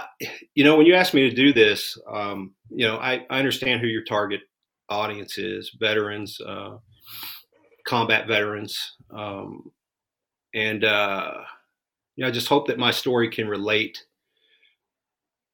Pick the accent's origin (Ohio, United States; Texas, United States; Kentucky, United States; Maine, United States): Kentucky, United States; I'm from Kentucky. You know, it's the Bible Belt or part of it. And boy, I started going to church with my grandfather at Thornhill Baptist Church.